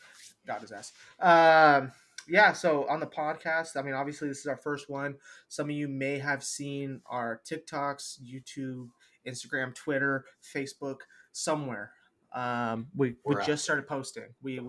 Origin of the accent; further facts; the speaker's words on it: Minnesota, United States; now in Arizona, United States; I'm from Minnesota